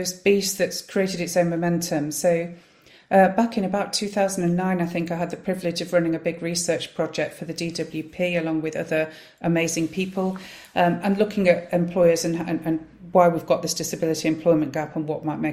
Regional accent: Manchester, North West England, United Kingdom; I'm born and bred in Wythenshawe, South Manchester

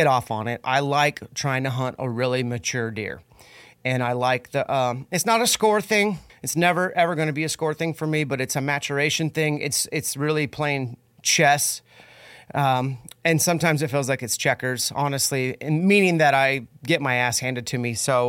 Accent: Spokane, Washington, United States; here in my hometown of Spokane.

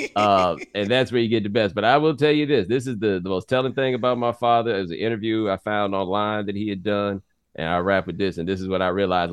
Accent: Houston, Texas, United States; moved away as an adult; also born or lived in Claremont, California; I'm from Houston with that good sprawling metro area

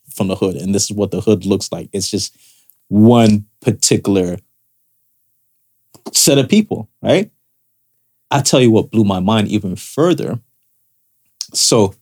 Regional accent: Toronto, Ontario, Canada; I grew up in Toronto

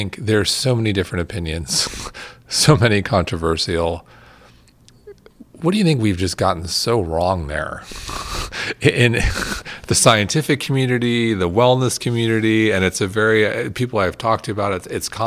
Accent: New York, United States; I'm from New York

